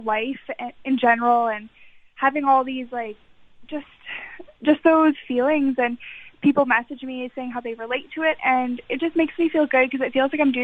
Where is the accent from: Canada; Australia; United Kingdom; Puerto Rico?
Canada; Winnipeg, Manitoba; I did a lot of musical theater in my hometown of Winnipeg